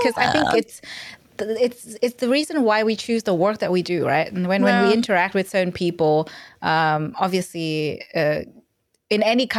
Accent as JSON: {"language": "English", "country": "Vietnam", "moved": "yes", "lives_now": "Australia", "said": "because I'm from Vietnam, and education there is very different from Australia. And when I moved here, I was kind of like, oh, wow."}